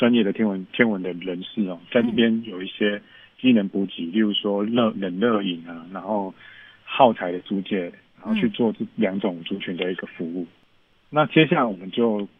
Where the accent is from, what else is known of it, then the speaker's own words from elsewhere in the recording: Hsinchu, Taiwan; 我不是，我是新竹人。